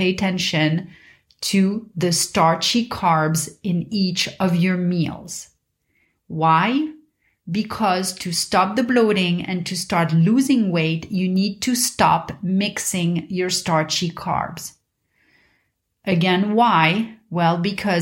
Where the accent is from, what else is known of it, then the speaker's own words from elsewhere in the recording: Paris, Île-de-France, France; moved away; when I was a kid growing up in Paris